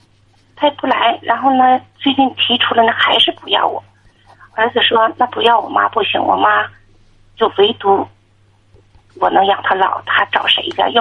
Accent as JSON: {"language": "Chinese", "region": "Northeast China", "country": "China", "said": "我是东北的，"}